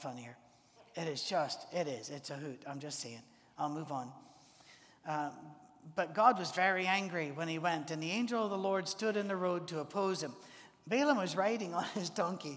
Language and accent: English; Scotland, United Kingdom; I'm a Scotsman